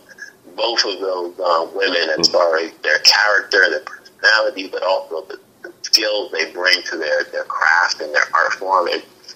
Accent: New York, United States; born or raised there; moved away as an adult; now in Hollywood, United States

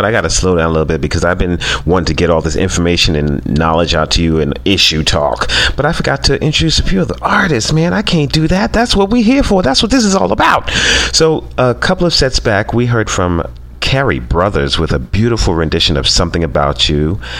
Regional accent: New York City, New York, United States; now in Los Angeles, United States; my hometown

